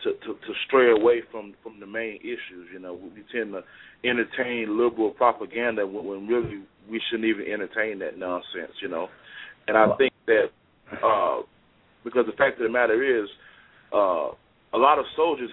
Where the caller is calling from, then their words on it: Fort Worth, Texas, United States; I'm calling from Fort Worth, Texas, man.